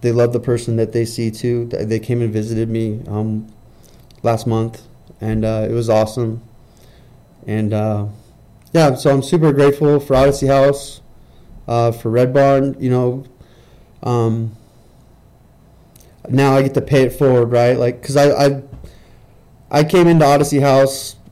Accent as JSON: {"language": "English", "region": "California", "country": "United States", "moved": "yes", "lives_now": "Utah, United States", "said": "I'm from California. I'm not from Utah"}